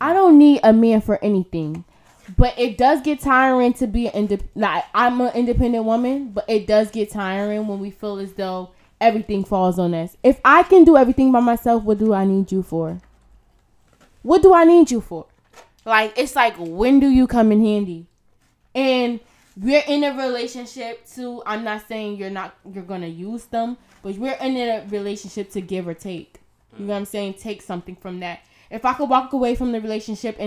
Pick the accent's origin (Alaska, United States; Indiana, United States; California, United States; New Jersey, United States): New Jersey, United States; Irvington; I grew up in Irvington